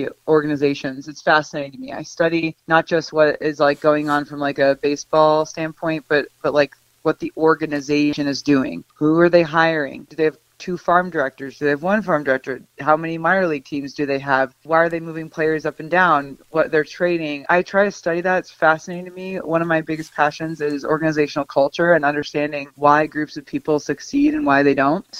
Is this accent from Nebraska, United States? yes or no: yes; Nebraska, United States; moved away; growing up in Nebraska, we didn't really follow professional sports.